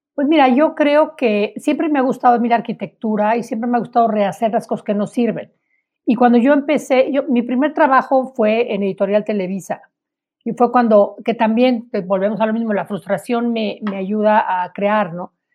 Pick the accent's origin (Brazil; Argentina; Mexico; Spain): Mexico